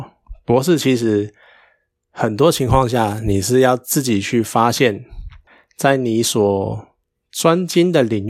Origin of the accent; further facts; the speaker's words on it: Taiwan; 因为其实这又会牵扯到我们台湾人好了，其实不止台湾人，甚至于整个可能东亚圈